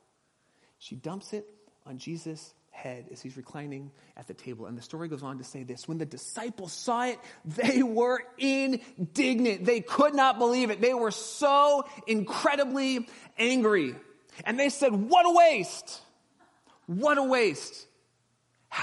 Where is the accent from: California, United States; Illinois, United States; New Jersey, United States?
California, United States; Southern; moved away; grew up in my hometown with me back in Southern California